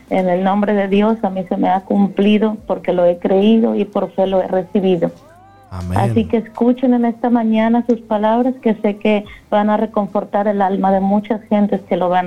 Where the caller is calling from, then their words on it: Arlington, United States; De Arlington.